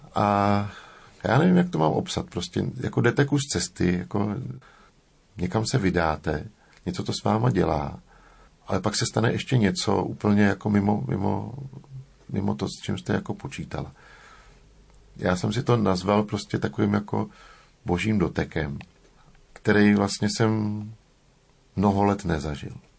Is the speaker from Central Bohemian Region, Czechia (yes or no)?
no; Prague, Czechia; jsem se narodil v Praze